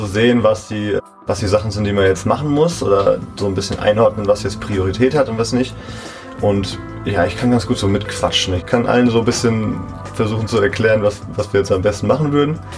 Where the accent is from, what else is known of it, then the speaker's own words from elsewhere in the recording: Bad Sobernheim, Rhineland-Palatinate, Germany; Ja, wir sind innerhalb von Bad Sobernheim einmal umgezogen noch.